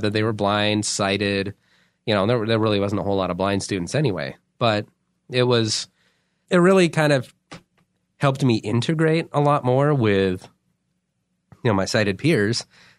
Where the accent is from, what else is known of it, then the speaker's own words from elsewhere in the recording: Alaska, United States; I grew up in Alaska from like 4 to 18, I think, basically. My dad is in the Air Force and they moved us there.